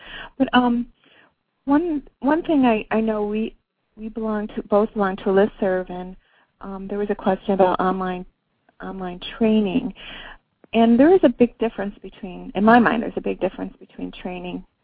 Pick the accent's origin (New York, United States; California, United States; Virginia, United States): New York, United States; Buffalo; I'm from Buffalo